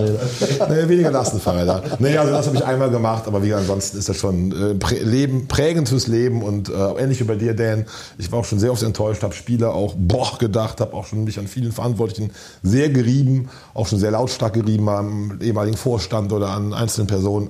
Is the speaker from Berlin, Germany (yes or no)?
no; Königswinter, North Rhine-Westphalia, Germany; now in Cologne, Germany; Ich komme gebürtig aus Königswinter, aus dem Siebengebirge